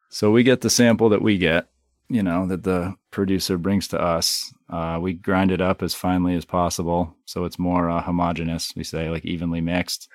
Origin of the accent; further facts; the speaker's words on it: Hyde Park, Vermont, United States; I was, you know, born and raised in Vermont, just up the street here in, uh, Hyde Park on a, you know, sixth generation dairy farm